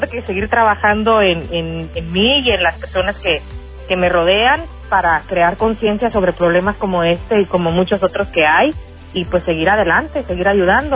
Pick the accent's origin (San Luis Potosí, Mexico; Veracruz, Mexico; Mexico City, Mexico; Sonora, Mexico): Sonora, Mexico; accent: sonorense; now in Chicago, United States; Como decimos en Sonora, yo soy sonorense